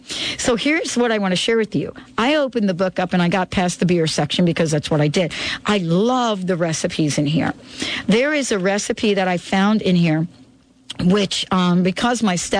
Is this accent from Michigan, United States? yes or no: no; New York City, New York, United States; I grew up in the Bronx. In case many of you don't know that, I was born in the Bronx, and I spent a lot of my young years in the Bronx.